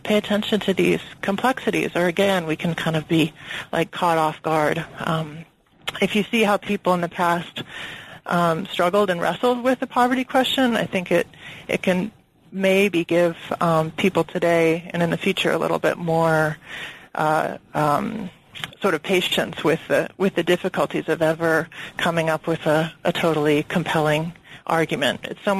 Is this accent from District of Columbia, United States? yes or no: yes; Washington, District of Columbia, United States; I think because I grew up in the United States, I was born in Washington, D.C.